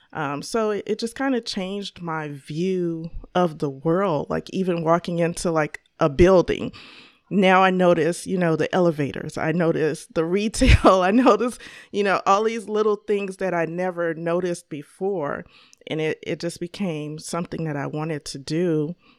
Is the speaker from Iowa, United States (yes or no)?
no; Chicago, Illinois, United States; I grew up here, uh, born and raised in Chicago, Illinois